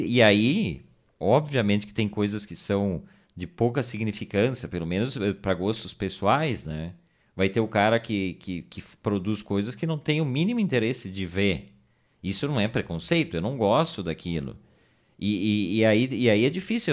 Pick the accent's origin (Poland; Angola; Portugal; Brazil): Brazil; nós somos brasileiros